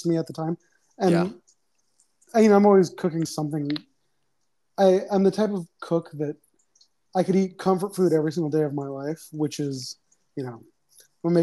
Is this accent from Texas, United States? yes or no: no; Connecticut, United States; now in Los Angeles, United States; I grew up in Connecticut, with a Sicilian family